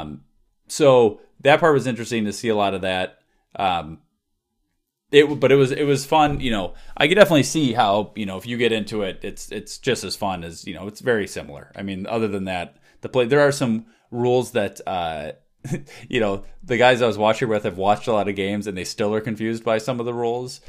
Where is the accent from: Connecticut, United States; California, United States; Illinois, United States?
Illinois, United States; Chicago; I'm from Chicago area